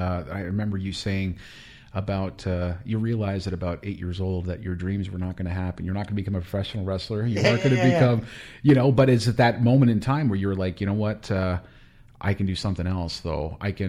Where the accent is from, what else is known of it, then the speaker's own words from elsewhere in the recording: Los Angeles, California, United States; I'm from Los Angeles.